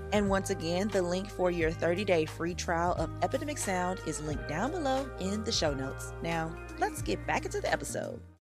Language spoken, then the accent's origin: English; the South, United States; I'm from the South